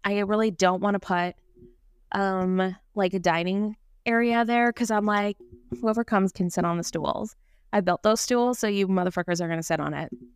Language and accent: English; Vancouver, British Columbia, Canada; moved away; I was born and raised in Vancouver, B C, so I'm a Canadian girly